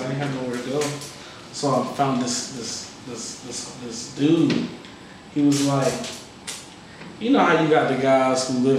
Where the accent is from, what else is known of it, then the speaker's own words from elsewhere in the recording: Mount Vernon, New York, United States; born there; I was born in New York, you know what I'm saying? So I got a hustling background.